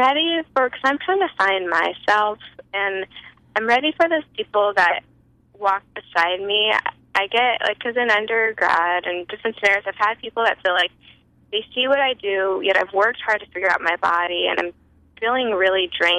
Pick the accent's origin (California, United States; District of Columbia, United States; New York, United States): California, United States; I'm from California.